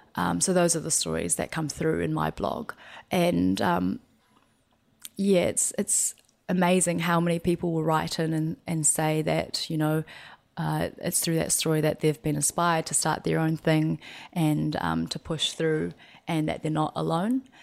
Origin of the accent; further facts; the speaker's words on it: New Zealand; growing up in New Zealand